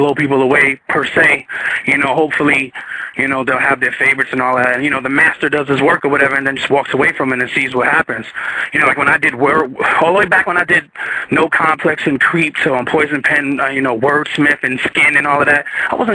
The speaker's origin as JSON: {"language": "English", "region": "New Jersey", "country": "United States", "moved": "yes", "said": "I'm from Jersey."}